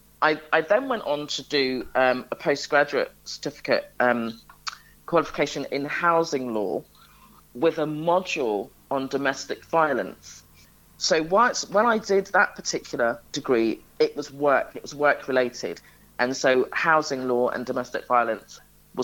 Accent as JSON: {"language": "English", "region": "London", "country": "United Kingdom", "tie": "born or raised there", "said": "I spent most of my childhood in an area in London, Wembley, more specifically at Chalk Hill"}